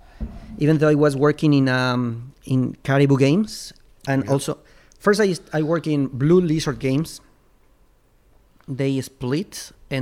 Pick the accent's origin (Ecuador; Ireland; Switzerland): Ecuador; English is a second language; moved away as an adult; now in Shenzhen, China; I need to speak in English in my work, living in Ecuador. So it was like my first job was an international job. It was the first time I worked for a corporation in my hometown